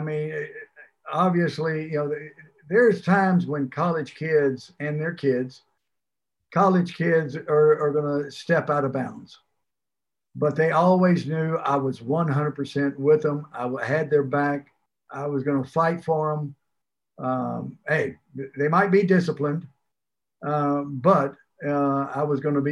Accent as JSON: {"language": "English", "town": "Port Arthur", "region": "Texas", "country": "United States", "tie": "born or raised there", "also_born_or_lived": "Fayetteville, Arkansas / Stillwater, Oklahoma / Ames, Iowa / Pittsburgh", "moved": "as an adult", "lives_now": "Florida Keys, United States", "said": "growing up in Port Arthur, I was right there on the Gulf Coast."}